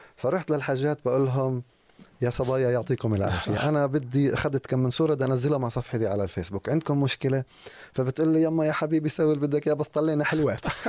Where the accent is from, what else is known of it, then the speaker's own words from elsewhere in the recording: Jerusalem, West Bank, Palestine; اشتغلت مع ناس بمناصب عاليه عندنا في القدس في الضفه